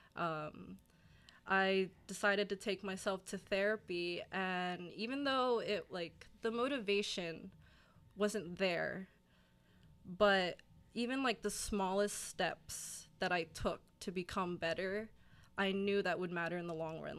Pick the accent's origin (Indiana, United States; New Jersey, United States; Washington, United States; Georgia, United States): New Jersey, United States; Burlington; I'm from Burlington, New Jersey. It's a town in South Jersey, go six oh nine